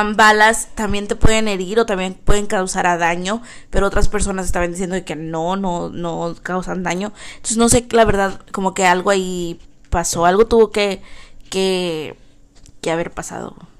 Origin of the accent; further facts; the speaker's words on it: Texas, United States; also born or lived in Brownsville, Texas; aquí en Texas todos usamos sombreros y botas